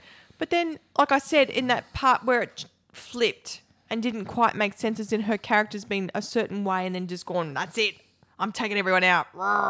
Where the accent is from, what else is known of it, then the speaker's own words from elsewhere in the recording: Tallangatta, Victoria, Australia; also born or lived in Sandy Creek; I was born in Tallangatta, and I, you know, as a small child, I was in Tallangatta.